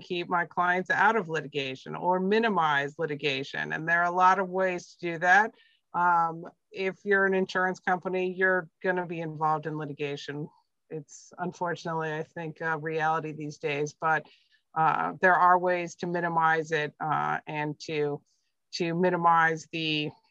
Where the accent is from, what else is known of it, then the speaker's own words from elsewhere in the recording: Midwest, United States; now in Andover, United States; I grew up in the Midwest